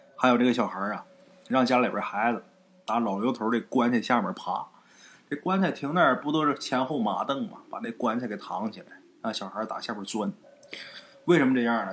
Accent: rural Northeast China, China; 我们家东院儿，就在我们老家啊，东北农村老家东院儿

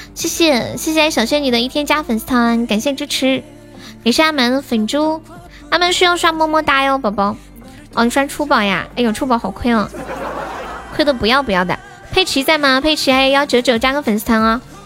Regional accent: Sichuan, China; 你们现在就知道我是四川的了

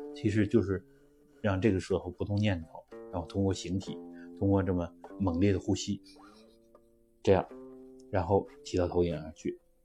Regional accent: China; 我们中国人

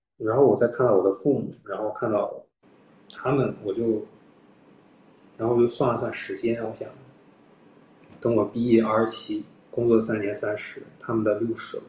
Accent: Shandong, China; moved away; 我老家是山东的 所以我的，哦，我，我，我，我，我爸爸妈妈和我们三个人都是山东人哦。所以我们所有的长辈儿、亲戚都在山东

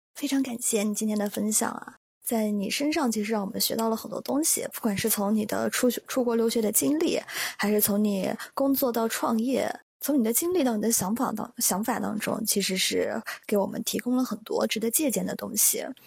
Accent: Yunnan, China; now in New York, United States; 我也是云南人

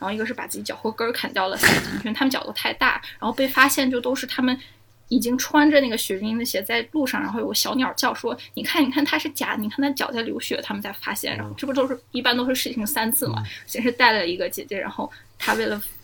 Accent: Germany; first language Chinese; moved away; also born or lived in China / United States / Australia; 我小时候在德国长大的嘛

